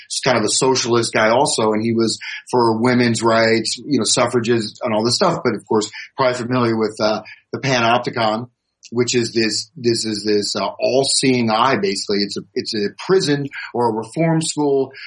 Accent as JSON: {"language": "English", "country": "United States", "said": "I'm an American."}